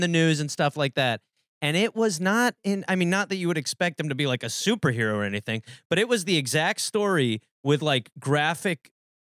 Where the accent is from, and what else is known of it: Milwaukee, Wisconsin, United States; born or raised there